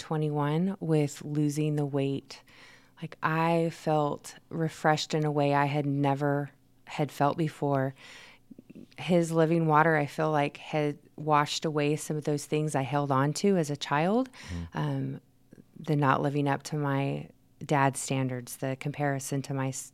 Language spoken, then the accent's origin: English; Manteca, California, United States; Cows, lots of farms. And there was a sugar plant. So when you drove through Manteca, you knew it because it smell